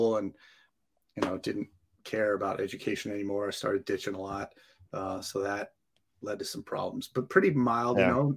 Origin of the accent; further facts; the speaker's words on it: Santa Clarita, California, United States; moved away as an adult; now in San Diego, United States; I grew up in LA, Santa Clarita by Magic Mountain.